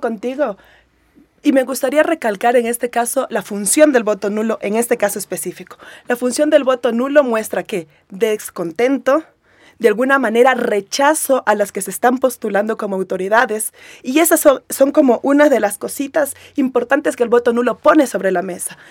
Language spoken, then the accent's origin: Spanish; Esmeraldas, Ecuador; en Esmeraldas, en mi tierra